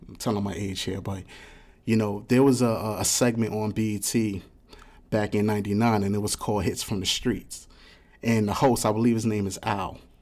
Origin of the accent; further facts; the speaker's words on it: New York City, New York, United States; I'm from the South Bronx. So, I come from a project, too